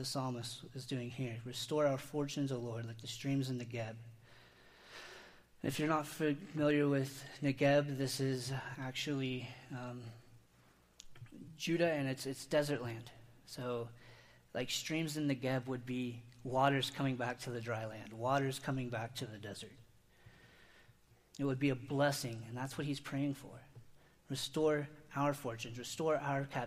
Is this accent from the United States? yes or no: yes; Indiana, United States; I grew up in Indiana, and I was surrounded by cornfields, wheat fields, bean fields